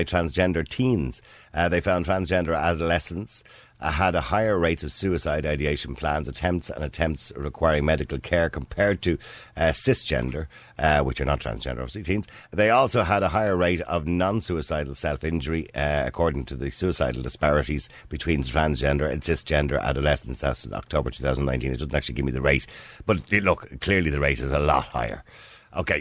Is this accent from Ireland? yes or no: yes; Ireland; I'm Irish and I'm white